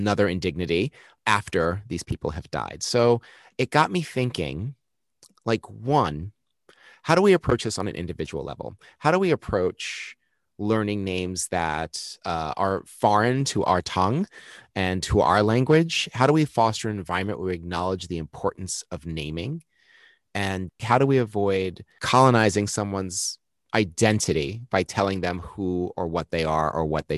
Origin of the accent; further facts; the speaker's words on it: United States; I'm so American